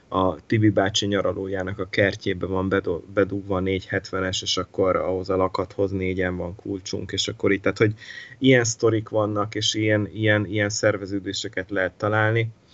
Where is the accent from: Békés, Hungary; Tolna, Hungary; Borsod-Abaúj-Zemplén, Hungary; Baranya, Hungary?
Borsod-Abaúj-Zemplén, Hungary; Miskolc; also born or lived in Italy; rengeteget köszönhetek nekik Miskolciként